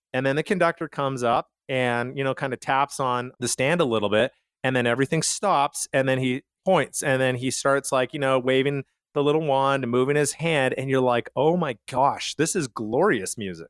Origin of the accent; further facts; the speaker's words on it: Calgary, Alberta, Canada; I grew up in Canada